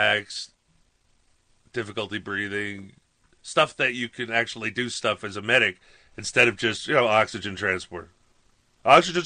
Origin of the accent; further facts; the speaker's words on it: New York, United States; I grew up in New York